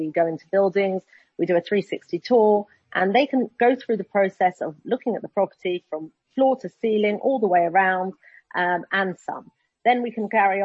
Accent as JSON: {"language": "English", "region": "London", "country": "United Kingdom", "moved": "yes", "lives_now": "Israel", "said": "I'm from London, and listening to the news in London and speaking to my family there"}